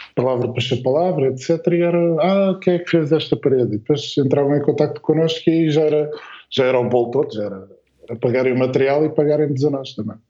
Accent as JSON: {"language": "Portuguese", "town": "Alverca do Ribatejo", "region": "Lisbon", "country": "Portugal", "said": "nós somos aqui da, da região de Lisboa-Valutez, né? mas concretamente Alverca"}